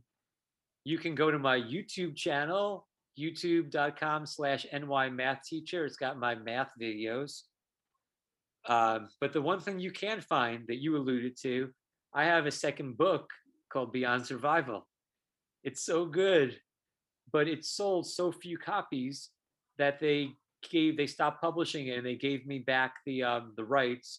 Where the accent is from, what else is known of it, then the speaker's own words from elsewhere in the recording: Long Island, New York, United States; the high school I went to in Long Island